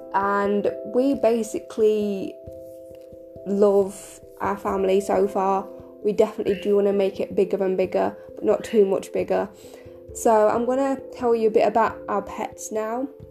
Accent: United Kingdom; I am 25, and I'm from the United Kingdom.

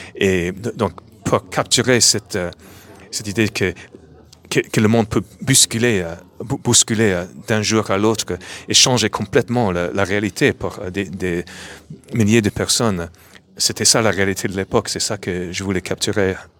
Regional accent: New York, United States; French is a second language; moved away as an adult; now in France; à New York, à ma ville natale

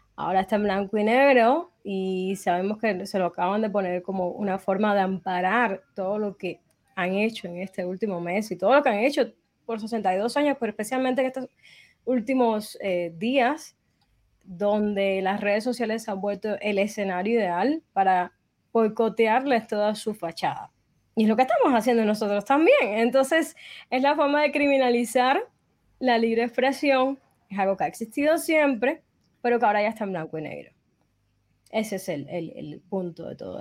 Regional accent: Cuba; moved away; somos cubanos

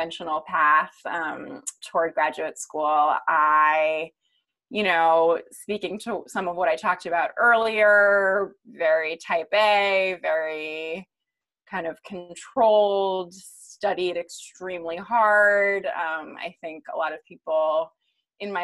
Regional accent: East Coast, United States; I grew up on the East Coast

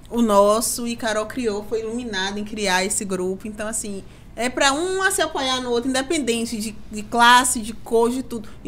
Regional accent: Bahia, Brazil; a gente é baiano

